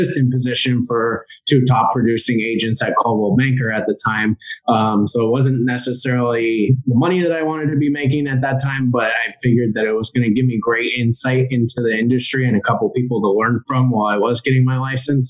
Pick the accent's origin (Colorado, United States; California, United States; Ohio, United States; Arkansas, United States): California, United States; Silicon Valley; I grew up here in the Silicon Valley on the West Coast